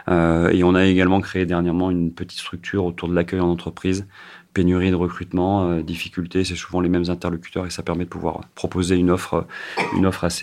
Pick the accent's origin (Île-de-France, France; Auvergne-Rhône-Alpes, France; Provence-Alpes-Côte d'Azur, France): Auvergne-Rhône-Alpes, France; Saint-Étienne; puisque effectivement je suis originaire de Saint-Etienne